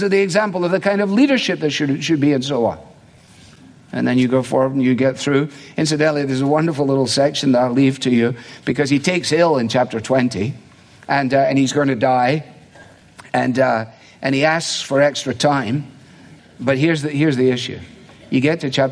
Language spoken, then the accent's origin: English; Scotland, United Kingdom; moved away; also born or lived in England; when I grew up in Scotland, and in England for that matter